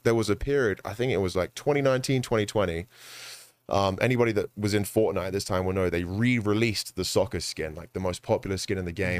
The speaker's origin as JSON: {"language": "English", "region": "London", "country": "United Kingdom", "moved": "yes", "lives_now": "United States", "said": "I'm from London"}